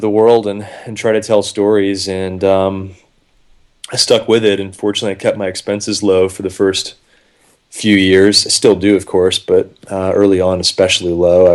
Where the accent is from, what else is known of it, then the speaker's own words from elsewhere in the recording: Atlanta, Georgia, United States; moved back to Atlanta within about a year. I'm from Atlanta